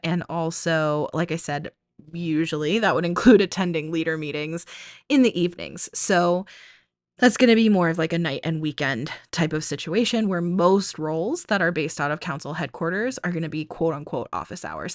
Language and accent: English; New England, United States; now in Arizona, United States; I grew up in New England and now I live in Arizona